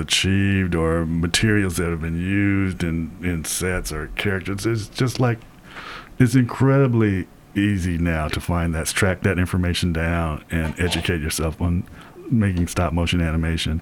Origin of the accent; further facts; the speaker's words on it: United States; we all grew up on this in the States